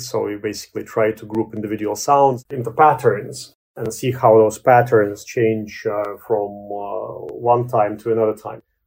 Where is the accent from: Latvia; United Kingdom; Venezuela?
Latvia; moved away; also born or lived in Canada; I was born in Latvia.